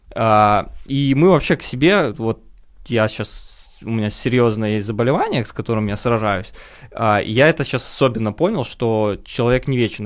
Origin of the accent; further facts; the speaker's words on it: Minsk, Belarus; now in Moscow, Russia; я сам из Беларуси, из Минска